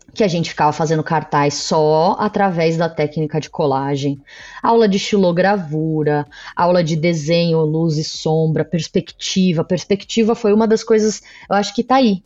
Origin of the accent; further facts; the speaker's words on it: São Paulo, Brazil; eu sou daqui de São Paulo